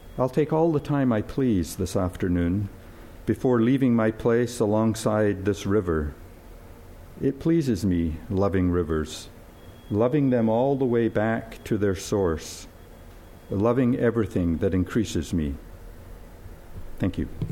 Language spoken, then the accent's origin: English; Scotland, United Kingdom; moved away; I was born and brought up in Scotland